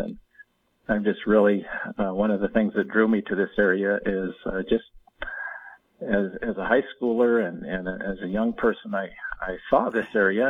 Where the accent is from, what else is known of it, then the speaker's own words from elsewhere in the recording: Harlem, Montana, United States; now in Hays, United States; That's why I ended up here in Hayes. And plus, I grew up in Harlem, you know, just 40 miles north of here. So very familiar with the area.